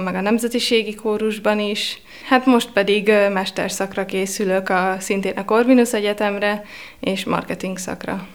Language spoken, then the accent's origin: Hungarian; Veszprém, Veszprém County, Hungary; moved away as an adult; now in Budapest, Hungary; Itt végeztem a Lovasi László gimnáziumban.